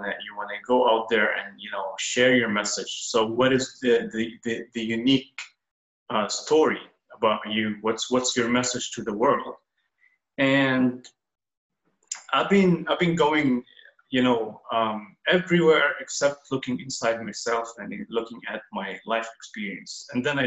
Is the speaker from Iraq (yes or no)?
no; Kuwait; I was born and reborn in Kuwait.